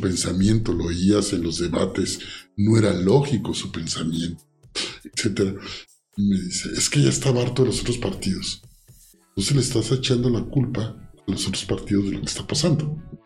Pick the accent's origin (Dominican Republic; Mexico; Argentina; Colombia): Mexico; como soy mexicano